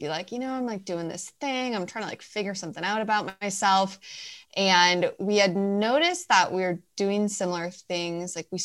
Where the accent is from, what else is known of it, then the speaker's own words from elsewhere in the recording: Milwaukee, Wisconsin, United States; moved away as an adult; now in California, United States; I grew up in the suburbs of Milwaukee, so I am from Wisconsin originally, and I lived there for 26 years before I moved to California.